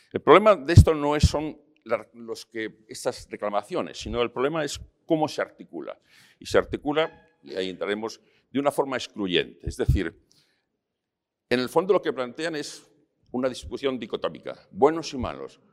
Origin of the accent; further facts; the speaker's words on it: León, Castile and León, Spain; now in Madrid, Spain; yo me fui de León hace muchos años, y, pero vengo frecuentemente, está mi madre